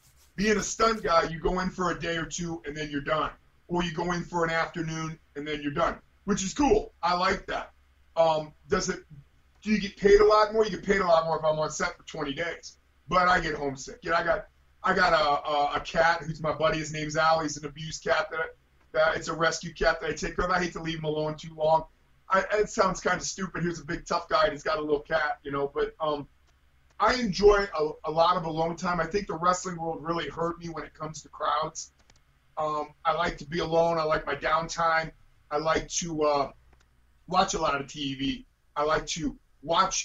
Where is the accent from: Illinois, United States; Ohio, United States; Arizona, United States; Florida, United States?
Ohio, United States; Mansfield; here in Mansfield, which is my hometown